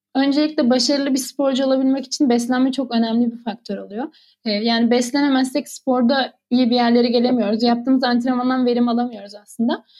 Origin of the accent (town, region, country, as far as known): Adana, Turkey; born or raised there; moved away as an adult; now in Ürgüp, Turkey